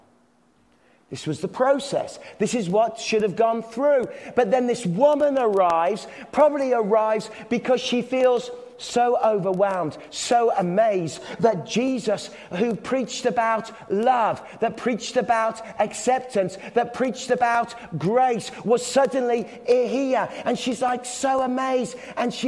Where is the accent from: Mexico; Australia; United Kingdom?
United Kingdom; England; I'm English